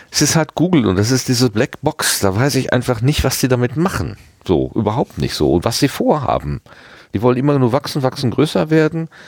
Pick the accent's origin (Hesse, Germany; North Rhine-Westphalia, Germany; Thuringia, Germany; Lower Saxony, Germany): North Rhine-Westphalia, Germany; Hattingen; Hattingen. Also das ist meine Heimatstadt.